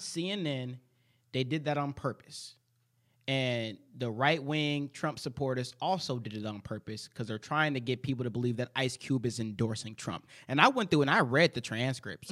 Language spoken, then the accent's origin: English; United States; It's the only country I've ever known.